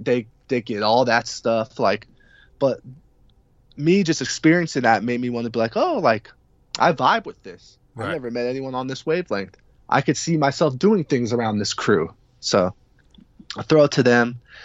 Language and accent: English; California, United States; moved away as an adult; now in Washington, D.C., United States; I'm not originally from D.C. Yeah. I'm from California.